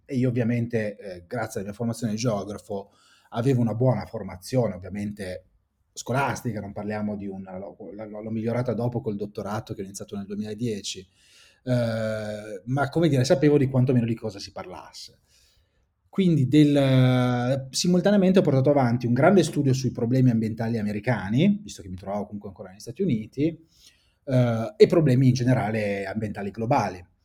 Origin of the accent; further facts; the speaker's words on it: Saronno, Lombardy, Italy; also born or lived in Bologna; faceva parte del mio territorio, io sono di Saronno, quindi vengo dai dintorni di Seveso